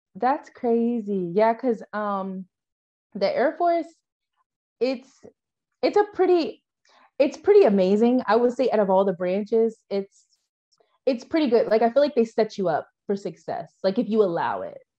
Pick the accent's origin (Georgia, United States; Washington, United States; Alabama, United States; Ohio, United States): Washington, United States; moved away as an adult; also born or lived in Phoenix, Arizona; now in Sierra Leone; I'm from Washington